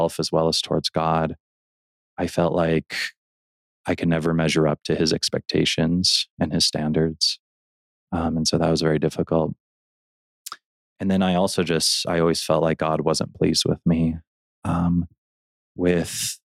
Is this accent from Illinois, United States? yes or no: yes; Elgin, Illinois, United States; now in Roy, United States; I grew up in Illinois in a city called Elgin